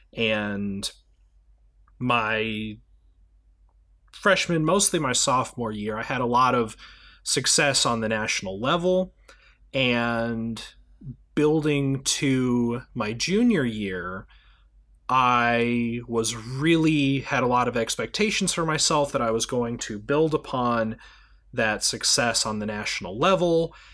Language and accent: English; United States; as an American citizen